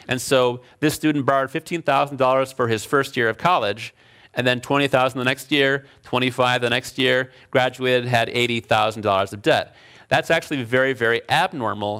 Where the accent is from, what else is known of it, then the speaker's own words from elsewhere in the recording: Chicago, Illinois, United States; moved away as an adult; also born or lived in Alfred, New York / Berkeley, California; now in California, United States; I was from Chicago. I grew up in Chicago